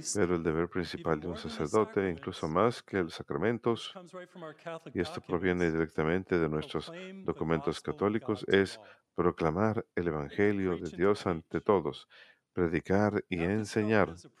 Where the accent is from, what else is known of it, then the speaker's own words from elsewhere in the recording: Massachusetts, United States; cuando era niño en Massachusetts